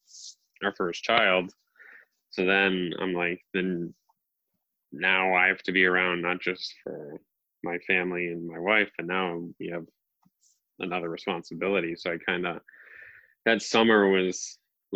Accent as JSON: {"language": "English", "region": "New England", "country": "United States", "said": "I'm obviously from New England. I live in Massachusetts"}